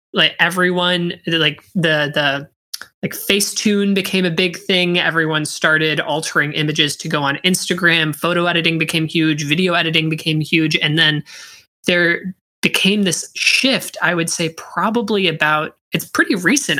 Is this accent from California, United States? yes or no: no; Pittsburgh, Pennsylvania, United States; first language English; also born or lived in Wollongong, Australia / Syracuse; I was born in Wollongong, Australia, and then moved here to uh, the United States at the age of six and was promptly put in English as a second language classes, although English was my first language. Um, and eh, I was so I was raised in Pittsburgh.